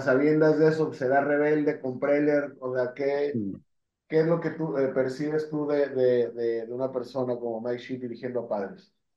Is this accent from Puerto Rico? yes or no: no; Mexico; como mexicanos